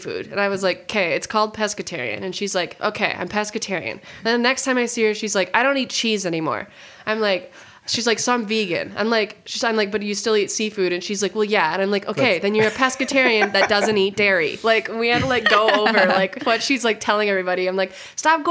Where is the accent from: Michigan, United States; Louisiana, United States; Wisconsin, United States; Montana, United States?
Montana, United States; I'm from Montana, so like we have like one nice restaurant where I live